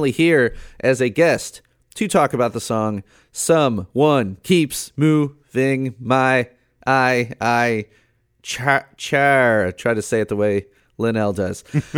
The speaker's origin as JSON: {"language": "English", "country": "United Kingdom", "said": "Now, being a Brit, you know, I was playing"}